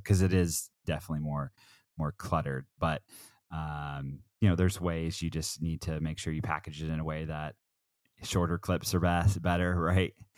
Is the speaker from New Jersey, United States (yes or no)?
no; Southern Oregon, United States; also born or lived in Portland, Oregon; I'm an Oregon kid. I grew up in Southern Oregon.